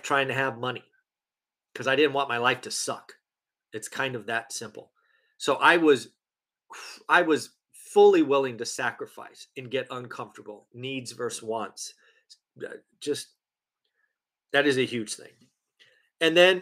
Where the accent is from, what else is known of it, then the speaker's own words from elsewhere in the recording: United States; I was born in the United States